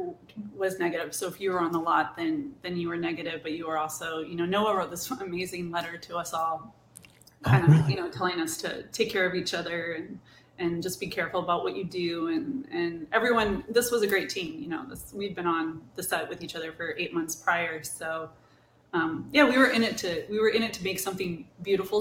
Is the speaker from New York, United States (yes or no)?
no; Chicago, Illinois, United States; moved away as an adult; now in Los Angeles, United States; I'm from Chicago originally